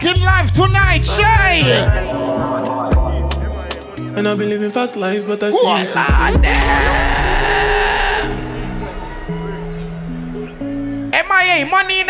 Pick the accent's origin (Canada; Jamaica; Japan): Jamaica; Ladies, I'm Jamaican, I'ma tell you.